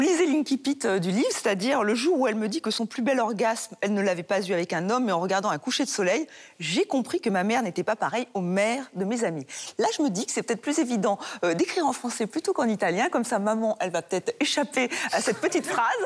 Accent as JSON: {"language": "French", "country": "France", "said": "en tant que française"}